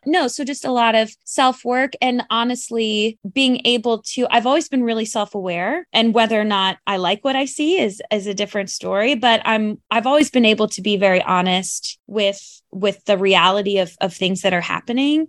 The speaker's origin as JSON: {"language": "English", "region": "North Carolina", "country": "United States", "tie": "born or raised there", "moved": "yes", "lives_now": "New York City, United States", "said": "there wasn't really a lot of theater where I grew up in North Carolina"}